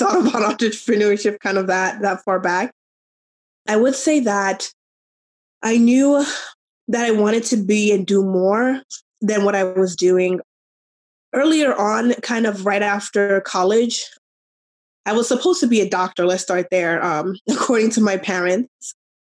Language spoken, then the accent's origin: English; New York, United States; moved away as an adult; now in Arizona, United States; I'm from New York originally. We moved to Arizona